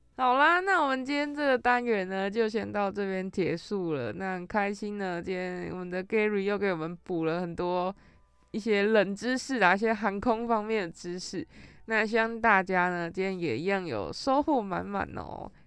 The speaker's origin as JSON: {"language": "Chinese", "region": "Taichung", "country": "Taiwan", "moved": "as an adult", "lives_now": "Taipei, Taiwan", "said": "我是台中人"}